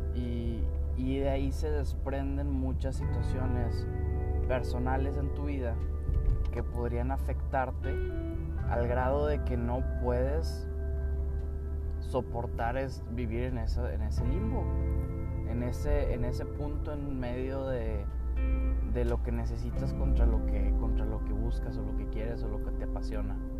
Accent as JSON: {"language": "Spanish", "country": "Mexico", "said": "soy mexicano, por eso hablo en español"}